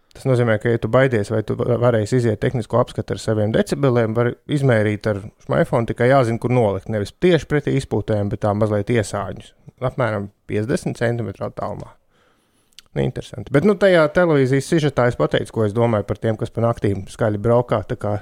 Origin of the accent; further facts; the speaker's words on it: Vidzeme, Latvia; es kā vidzemnieks